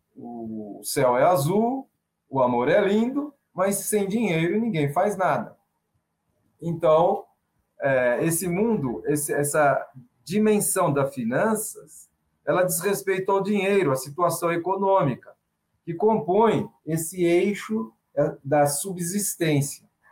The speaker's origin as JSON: {"language": "Portuguese", "region": "São Paulo", "country": "Brazil", "said": "Sou paulistano"}